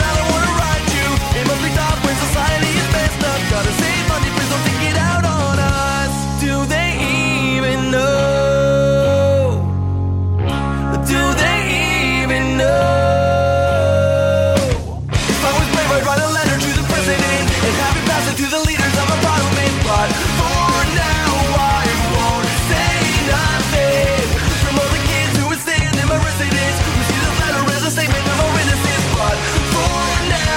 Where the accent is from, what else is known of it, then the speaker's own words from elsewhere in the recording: Millbrook, Ontario, Canada; I'm a millbilly. I come from Millbrook, and that's why we always talk like that down there.